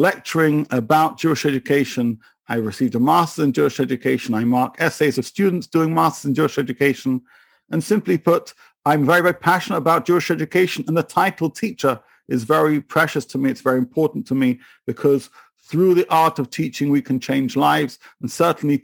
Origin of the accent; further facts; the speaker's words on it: England, United Kingdom; moved away as an adult; now in Israel; So you can tell from my accent, I'm from a little place called England. I now live in Israel. I moved here 10 years ago.